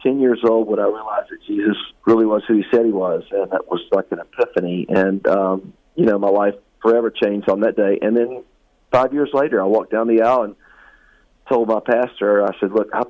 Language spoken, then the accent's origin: English; West Virginia, United States; moved away; I came from West Virginia. I was born and raised